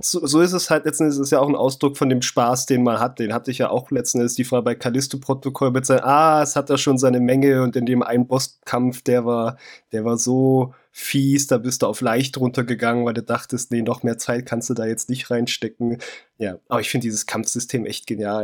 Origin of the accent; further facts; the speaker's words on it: East Germany, Germany; Ich komme aus dem FKK. -Land